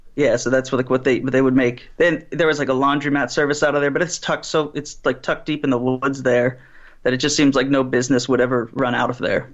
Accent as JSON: {"language": "English", "town": "Pittsburgh", "region": "Pennsylvania", "country": "United States", "said": "I'm from Pittsburgh"}